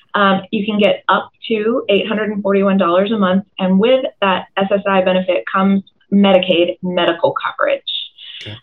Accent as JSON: {"language": "English", "town": "Tucker", "region": "Georgia", "country": "United States", "tie": "born or raised there", "also_born_or_lived": "Doraville, Georgia", "said": "I'm also uh, an Atlanta native, born and raised in Tucker, um, just outside the perimeter"}